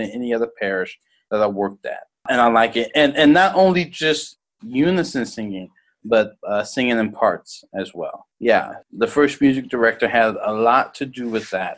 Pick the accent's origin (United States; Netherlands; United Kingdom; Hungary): United States; Louisiana; now in Dallas, United States; I'm from Louisiana